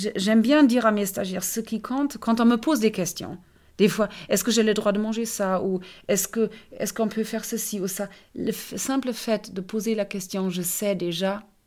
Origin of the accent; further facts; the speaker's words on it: Germany; first language German; French is a second language; moved away as an adult; now in France; je suis allemande